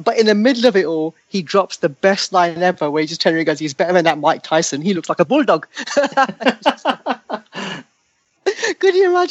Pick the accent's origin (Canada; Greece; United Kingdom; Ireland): United Kingdom; London; I grew up in Southall, which is West London